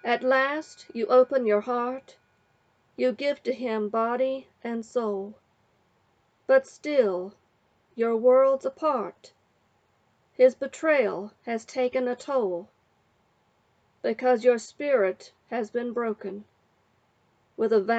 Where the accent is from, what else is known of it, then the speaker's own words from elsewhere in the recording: West Virginia, United States; I am from West Virginia, where I was born and raised